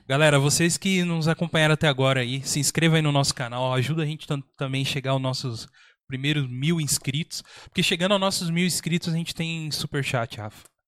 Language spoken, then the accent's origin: Portuguese; São José dos Campos, São Paulo, Brazil; a gente é de São José dos Campos